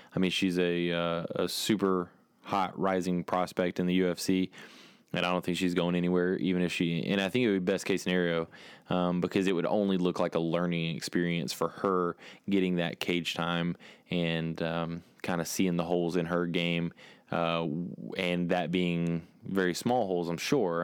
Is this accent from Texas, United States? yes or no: yes; Texas, United States; I'm from Texas